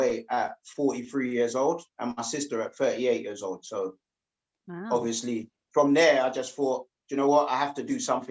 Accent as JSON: {"language": "English", "region": "London", "country": "United Kingdom", "tie": "born or raised there", "said": "I was born in Hammersmith Hospital, just down the road"}